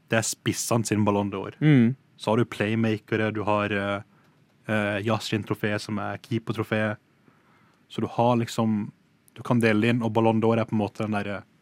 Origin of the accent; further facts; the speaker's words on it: Norway; jeg er fra Norge